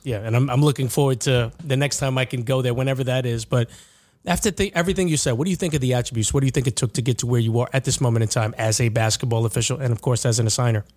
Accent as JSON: {"language": "English", "area": "Long Island", "region": "New York", "country": "United States", "said": "I'm from Long Island"}